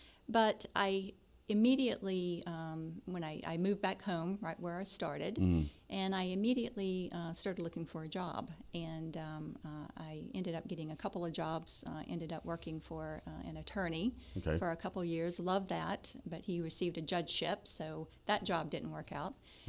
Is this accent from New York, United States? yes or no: no; Live Oak, Florida, United States; Yes, I am a Floridian, born and raised in North Florida, a little town called Live Oak.